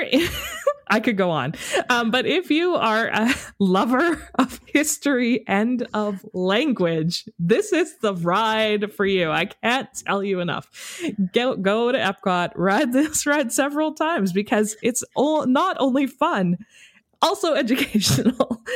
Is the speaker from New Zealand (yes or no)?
no; Canada; we're from Canada